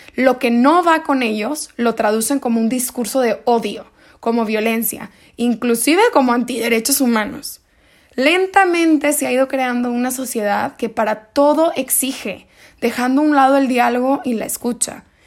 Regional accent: Monterrey, Nuevo León, Mexico; soy de Monterrey, Nuevo León

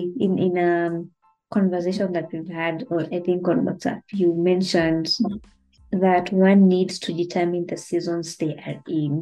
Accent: Kenya; as a Kenyan

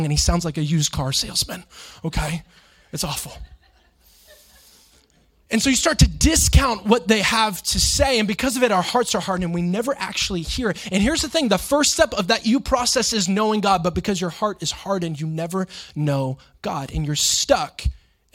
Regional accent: Florida, United States; growing up in Florida

